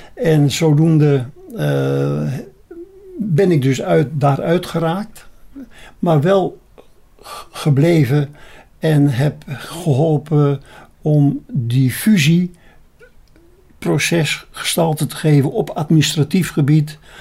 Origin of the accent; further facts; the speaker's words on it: Beemster, North Holland, Netherlands; now in Apeldoorn, Netherlands; Je hoort misschien wel aan mij ik ben een Beemsterling. En ik zeg, mijn vaderland is Noord-Holland boven het ei.